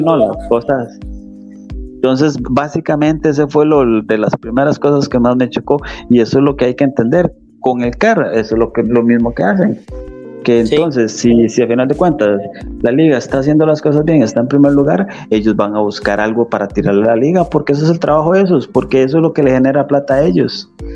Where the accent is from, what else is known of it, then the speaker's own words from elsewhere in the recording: Limón, Costa Rica; soy del, área de Limón